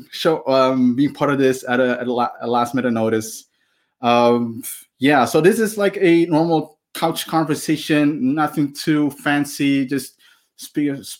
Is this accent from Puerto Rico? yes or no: no; Maluku, Indonesia; I'm from Maluku